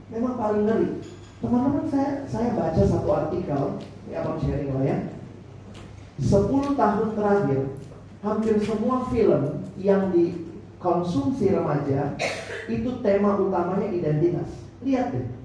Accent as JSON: {"language": "Indonesian", "town": "Ambon", "region": "Maluku", "country": "Indonesia", "said": "Saya orang Ambon. Yang beli kamu ya kok putih, mama saya menado."}